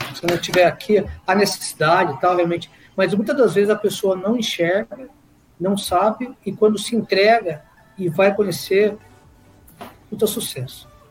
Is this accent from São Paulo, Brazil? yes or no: yes; Guaratinguetá, São Paulo, Brazil; moved away as an adult; now in São José dos Campos, Brazil; Nascido e criado em Guaratinguetá, já fazem quase aí 30 anos que eu estou na região de São José dos Campos